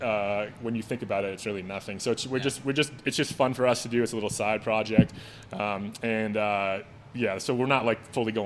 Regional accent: Littleton, Colorado, United States; I grew up in Littleton. That's where we moved to. That's where I lived

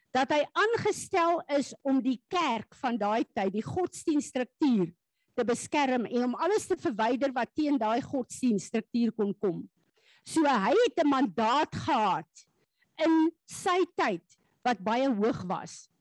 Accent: South Africa; Ek en jy is hemelinge, deel van die koninkryk van God wat op aarde as Suid-Afrikaners 'n pad moet loop

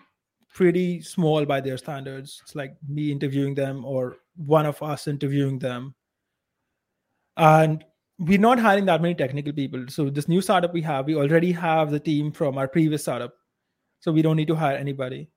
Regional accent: India; accent: Indian

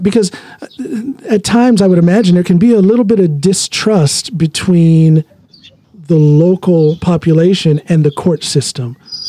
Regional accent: Norton, Ohio, United States; also born or lived in Akron, Ohio; I'm born and raised in Ohio, specifically Norton. I was born in Akron, but raised in Norton.

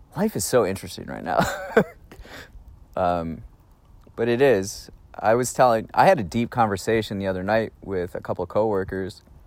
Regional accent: Raymond, Wisconsin, United States; We're in Raymond, Wisconsin, my hometown

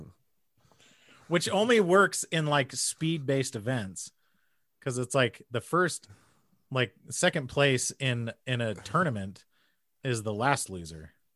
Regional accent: New Mexico, United States; I'm from New Mexico

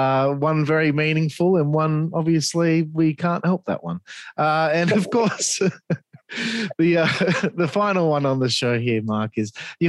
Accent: Perth, Western Australia, Australia; I'm from Perth, Western Australia. It's the most isolated city in the world.

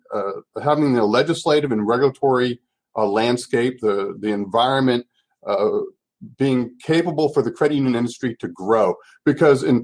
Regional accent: Gainesville, Florida, United States; now in Washington, D.C., United States; growing up in Gainesville, Florida

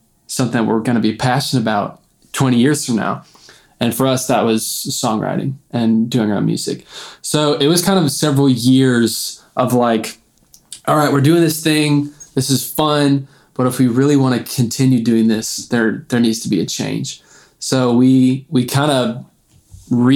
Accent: Missouri, United States; we're from Missouri

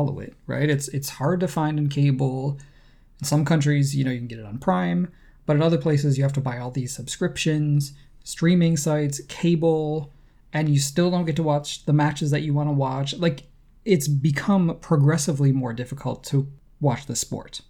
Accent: United States; as an American, I have to own that this is, you know, this is the image that my country puts out to the world

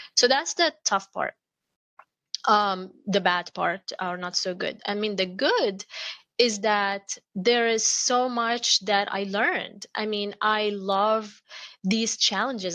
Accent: Amman, Amman Governorate, Jordan; moved away; I grew up in Amman, Jordan

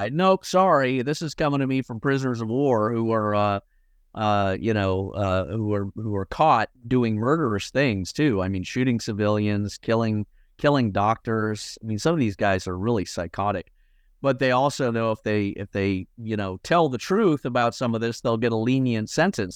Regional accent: United States; I'm an American citizen

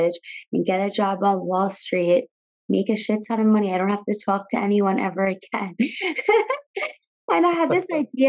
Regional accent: Long Island, New York, United States; Growing up in Long Island, New York

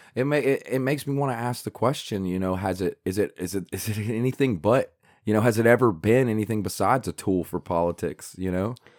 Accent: South Carolina, United States; I'm from South Carolina, so I took South Carolina history

